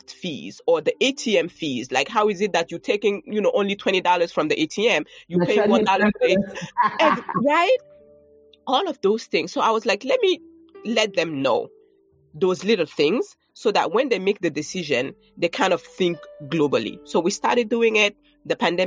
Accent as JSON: {"language": "English", "country": "Burkina Faso", "tie": "born or raised there", "also_born_or_lived": "France / New York, United States", "moved": "as an adult", "lives_now": "United States", "said": "Growing up in Burkina Faso."}